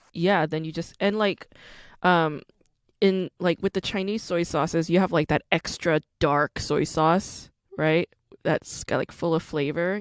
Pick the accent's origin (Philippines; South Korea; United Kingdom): South Korea; now in United States; I'm Korean American, but I was born in Korea. So I'm also an immigrant.